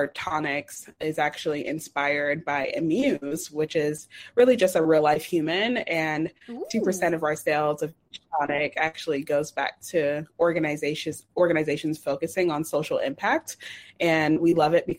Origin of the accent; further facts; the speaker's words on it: Atlanta, Georgia, United States; I'm from Atlanta, Georgia